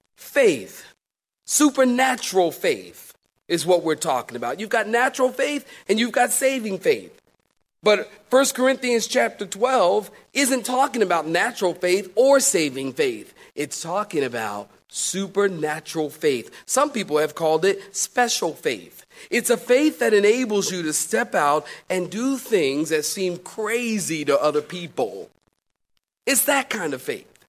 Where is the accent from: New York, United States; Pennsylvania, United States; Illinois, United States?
Pennsylvania, United States; Philadelphia; moved away as an adult; also born or lived in California; now in Raleigh, United States; I'm from Philly